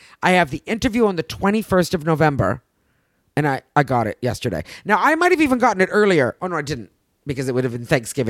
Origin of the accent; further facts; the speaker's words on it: Canada; now in United States; I'm still Canadian, of course. Right? Yeah. And I will always be Canadian